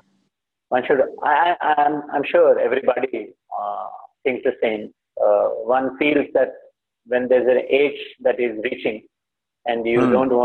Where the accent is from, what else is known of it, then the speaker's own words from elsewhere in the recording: Hyderabad, Telangana, India; moved away; I come from Hyderabad